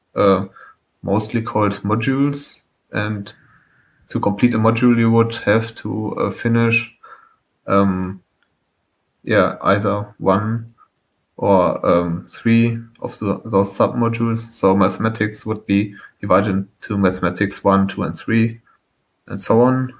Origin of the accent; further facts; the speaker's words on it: Germany; I'm from Germany.